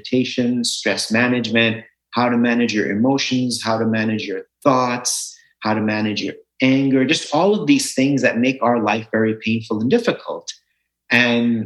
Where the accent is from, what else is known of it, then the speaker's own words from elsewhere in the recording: Los Angeles, California, United States; moved away as an adult; also born or lived in India / New York City / New Jersey; now in Florida, United States; I grew up in Southern California in Los Angeles